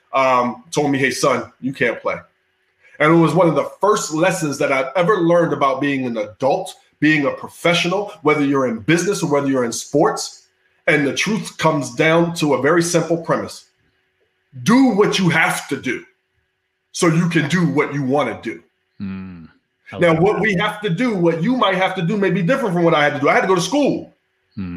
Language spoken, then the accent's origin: English; Philadelphia, Pennsylvania, United States; I grew up in inner city Philly